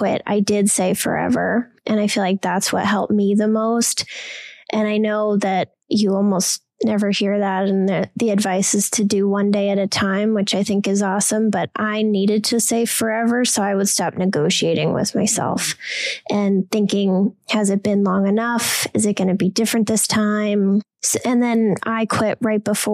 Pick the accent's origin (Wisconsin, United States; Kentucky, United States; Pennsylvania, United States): Wisconsin, United States; I'm from Wisconsin